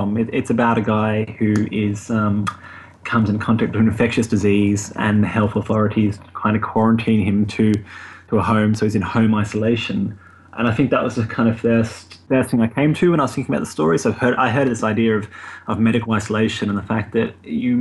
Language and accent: English; Australia; moved away as an adult; now in London, United Kingdom; I'm Australian, but I am kind of, I don't know, came over to London for a couple of months and ended up kind of staying here, I guess, semi-permanently now.